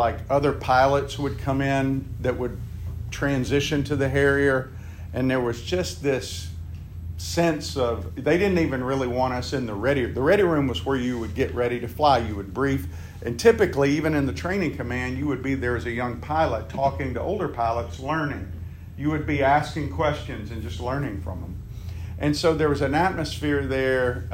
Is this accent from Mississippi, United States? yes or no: yes; Meridian, Mississippi, United States; moved away; Meridian, Mississippi, my hometown.